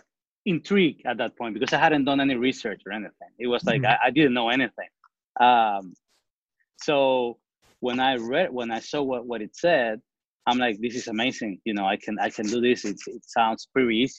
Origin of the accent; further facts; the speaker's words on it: Venezuela; also born or lived in New Orleans, United States; now in Houston, United States; So I'm originally from Venezuela. I've been here in the States since 2003.